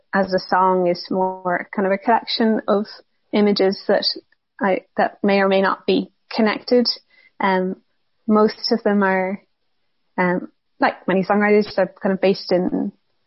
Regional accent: County Wicklow, Ireland; also born or lived in Granada; I'm originally from Wicklow

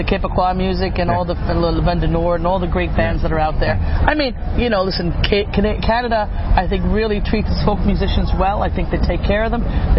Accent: New York, United States; always growing up in New York

